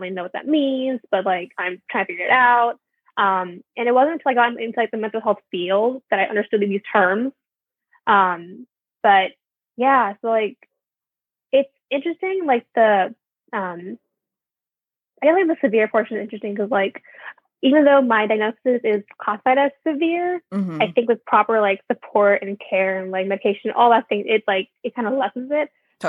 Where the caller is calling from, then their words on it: San Francisco, California, United States; I'm joining from San Francisco.